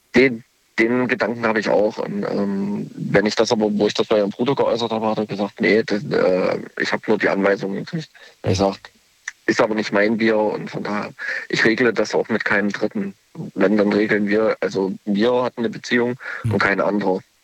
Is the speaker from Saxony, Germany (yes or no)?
yes; Leipzig, Saxony, Germany; ich komme aus Leipzig, beziehungsweise ich bin nur gerade in Baden-Württemberg zu Besuch